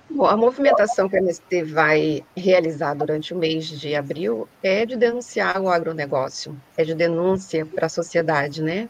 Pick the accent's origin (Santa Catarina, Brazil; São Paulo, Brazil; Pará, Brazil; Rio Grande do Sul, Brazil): Pará, Brazil; now in Rio de Janeiro, Brazil; eu sou do estado do Pará, hoje moro no Rio de Janeiro